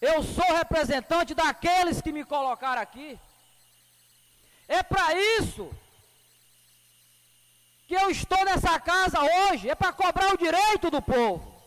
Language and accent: Portuguese; Medicilândia, Pará, Brazil; Se eu sou de Medicilândia, é aqui que eu vou viver, é aqui que eu vou trabalhar.